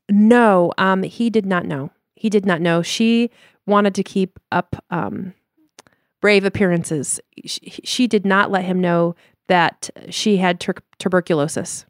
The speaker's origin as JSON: {"language": "English", "town": "Denver", "region": "Colorado", "country": "United States", "also_born_or_lived": "Chicago / Limburg, Netherlands (family)", "moved": "yes", "said": "we're from Denver, Colorado originally, and moved to Chicago"}